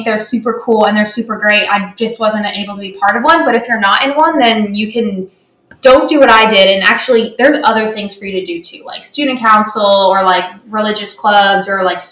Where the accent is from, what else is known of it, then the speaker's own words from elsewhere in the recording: Alabama, United States; I grew up in Alabama